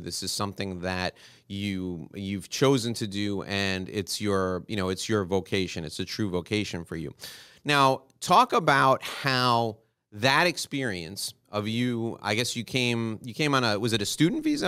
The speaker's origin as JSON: {"language": "English", "town": "New York City", "region": "New York", "country": "United States", "tie": "born or raised there", "moved": "yes", "lives_now": "Miami, United States", "said": "Where I grew up in New York City"}